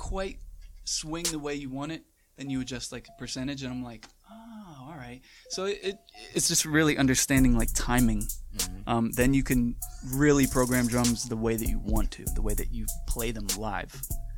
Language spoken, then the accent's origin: English; Manahawkin, New Jersey, United States; New Jersey. What part? Manahawkin is the name. It's the mainland of Long Beach Island.